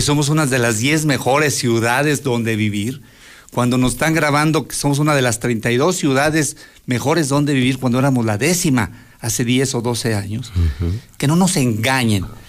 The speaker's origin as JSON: {"language": "Spanish", "region": "Aguascalientes", "country": "Mexico", "tie": "born or raised there", "said": "soy de toda la vida de Aguascalientes"}